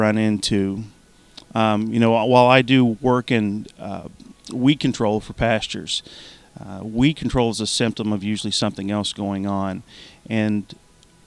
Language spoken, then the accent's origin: English; Eastern Kentucky, United States; I grew up in Eastern Kentucky, and like many others in Eastern Kentucky, we grew tobacco and cattle